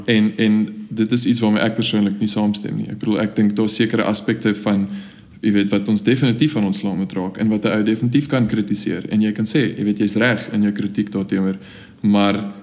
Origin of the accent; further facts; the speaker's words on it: South Africa; ons rol as jong die volgende generasie Afrikaners wat daadwerklik besluit het om in Suid-Afrika agter te bly